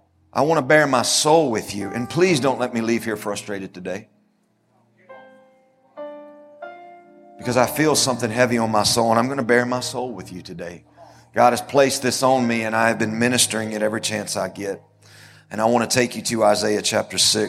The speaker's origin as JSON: {"language": "English", "country": "United States", "said": "as an American"}